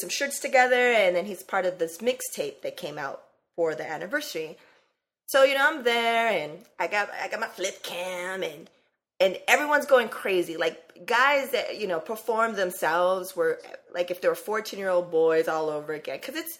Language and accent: English; California, United States; He's like, where are you from? And I'm all, Cali.